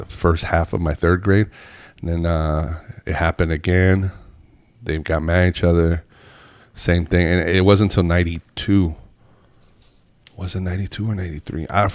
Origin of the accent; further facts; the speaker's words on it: Northern Nevada, United States; first language Spanish; English is a second language; also born or lived in Fresno, California / Juarez, Mexico; I was born in Fresno, California, but I mean, raised in Northern Nevada, but I didn't learn English until I was in kindergarten